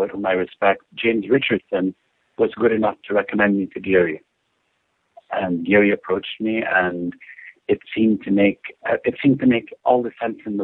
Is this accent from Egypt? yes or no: yes; Egypt; moved away as an adult; now in United States; I came from Egypt. It was 2 weeks after arriving from Egypt to the United States, 8 years ago now